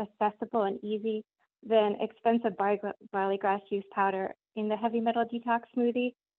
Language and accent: English; South Florida, United States; Hi, I'm from South Florida.